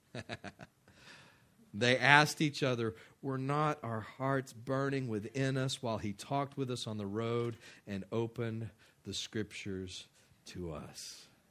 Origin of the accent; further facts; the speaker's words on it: West Texas, United States; I grew up in West Texas